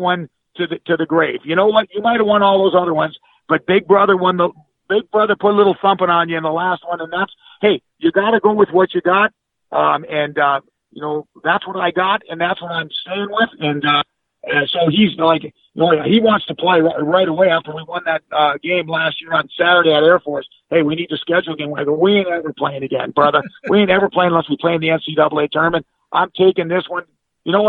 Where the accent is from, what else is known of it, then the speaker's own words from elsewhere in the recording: Coleraine, Minnesota, United States; moved away; your hometown, Coleraine, Minnesota